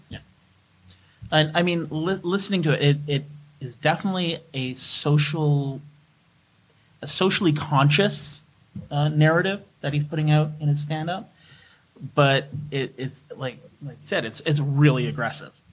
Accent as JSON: {"language": "English", "country": "Canada", "said": "as a Canadian"}